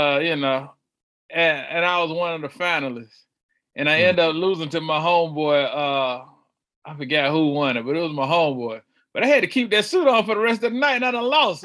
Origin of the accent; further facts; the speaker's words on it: Charlotte, North Carolina, United States; I'm from uh, the west side of Charlotte, born southwest, now living northwest